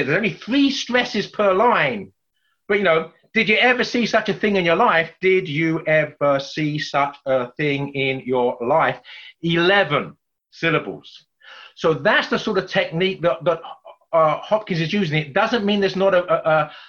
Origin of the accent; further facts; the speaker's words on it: England, United Kingdom; accent: English; my English accent